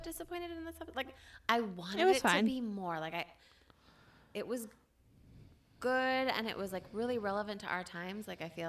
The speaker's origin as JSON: {"language": "English", "region": "Minnesota", "country": "United States", "said": "we're from Minnesota"}